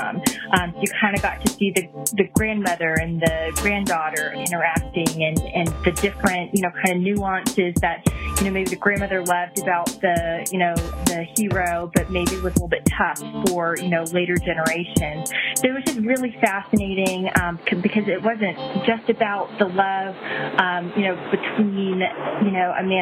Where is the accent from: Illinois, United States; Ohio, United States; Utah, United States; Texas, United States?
Texas, United States; I'm from Texas